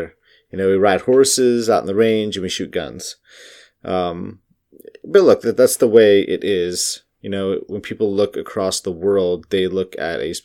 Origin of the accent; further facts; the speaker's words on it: United States; I'm from America